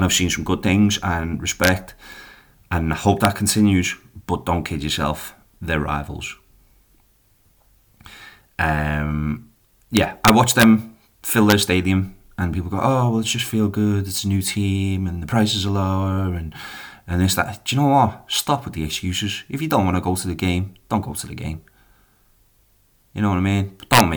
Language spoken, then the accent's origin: English; Liverpool, North West England, United Kingdom; now in Columbus, United States; I am a Scouser and I'm from Liverpool